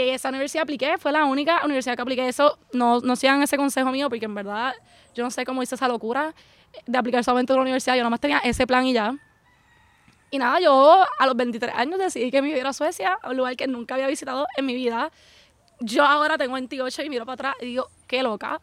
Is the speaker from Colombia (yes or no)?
no; Puerto Rico; moved away as an adult; now in Sweden; yo nací y crecí toda mi vida en Puerto Rico